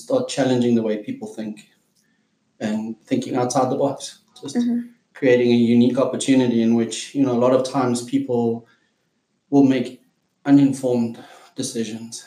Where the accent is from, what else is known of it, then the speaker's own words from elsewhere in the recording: South Africa; from South Africa, and I'm a professional wildlife guide